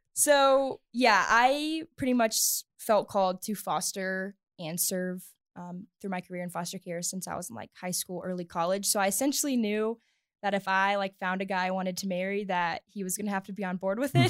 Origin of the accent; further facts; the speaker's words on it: the South, United States; moved away as an adult; now in Littleton, United States; I grew up in the South